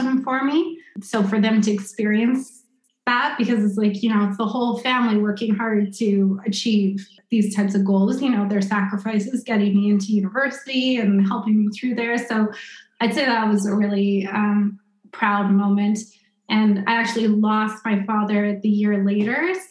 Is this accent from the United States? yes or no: no; Winnipeg, Manitoba, Canada; moved away; I'm from Winnipeg